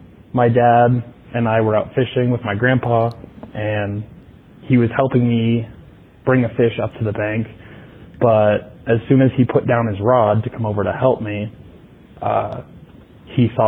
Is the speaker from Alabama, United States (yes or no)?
no; Wyoming, United States; I'm from Wyoming.